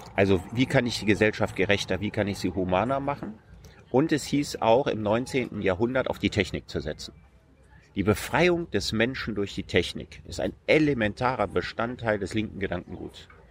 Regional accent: Solingen, North Rhine-Westphalia, Germany; in meiner Heimatstadt Solingen

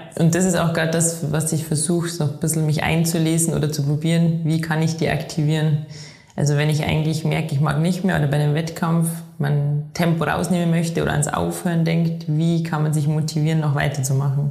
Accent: Inzell, Bavaria, Germany; moved away as an adult; now in Innsbruck, Austria; ich komme aus Inzel im Chiemgau und lebe aktuell in Innsbruck in Tirol

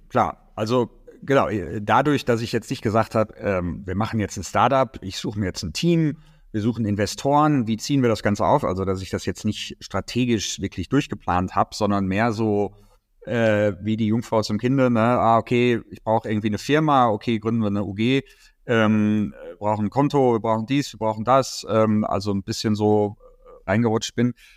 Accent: Dortmund, North Rhine-Westphalia, Germany; moved away as an adult; also born or lived in United States / Jönköping, Sweden / Stockholm, Sweden; now in Berlin, Germany; Ich komme ursprünglich aus Dortmund

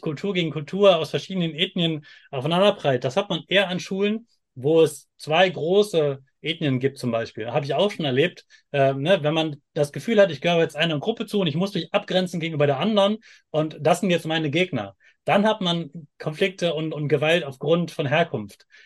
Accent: Germany; ich komme aus Deutschland

